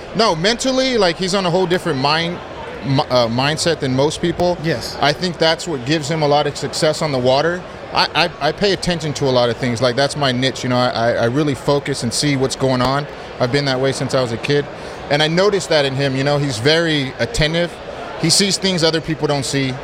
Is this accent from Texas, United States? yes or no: no; Pasadena, California, United States; also born or lived in Rialto, California; I grew up in Pasadena